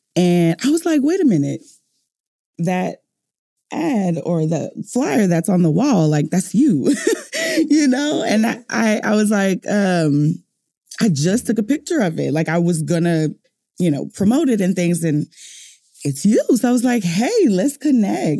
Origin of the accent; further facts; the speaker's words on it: New Orleans, Louisiana, United States; moved away; I'm from New Orleans